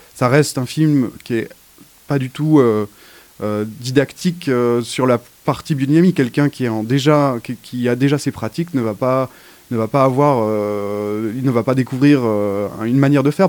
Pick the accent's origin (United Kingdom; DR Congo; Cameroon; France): France; Haute-Savoie, Auvergne-Rhône-Alpes; j'ai grandi en Haute-Savoie